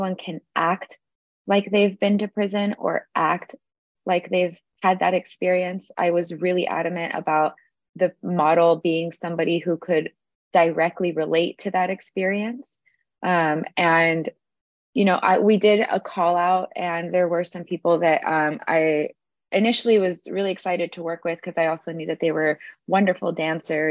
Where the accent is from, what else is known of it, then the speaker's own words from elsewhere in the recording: Los Angeles, California, United States; I am from Los Angeles, California